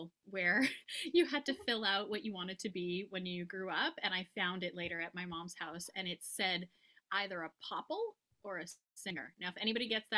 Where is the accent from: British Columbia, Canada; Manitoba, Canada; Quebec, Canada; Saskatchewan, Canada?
Quebec, Canada; Montreal; now in Napanee, Canada; I'm originally from Montreal, Quebec in Canada. And now I'm actually living in another province in Canada in a little town called Napanee, Ontario